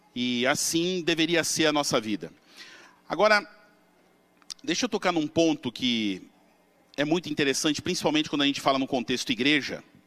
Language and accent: Portuguese; São Paulo, Brazil; eu devia ter uns 18 anos, morava na Vila Matilde, em São Paulo